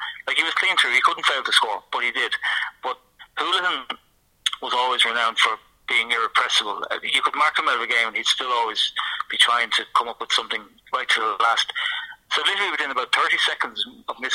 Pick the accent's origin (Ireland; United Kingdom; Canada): Ireland; as an Irishman